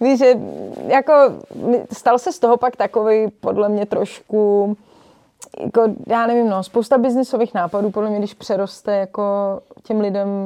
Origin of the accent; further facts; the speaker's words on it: Prague, Czechia; also born or lived in Rokytnice nad Jizerou / Berlin; já jsem sice z Prahy, ale máme chalupu v Rokitnici na Dizeru, kde jsme trávili veškerý volný čas